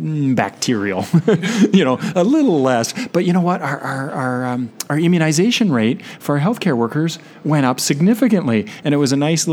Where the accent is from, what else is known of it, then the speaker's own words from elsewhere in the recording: Canada; accent: Canadian; I'm from Canada. I'll try to keep my outs and abouts to a minimum and the A's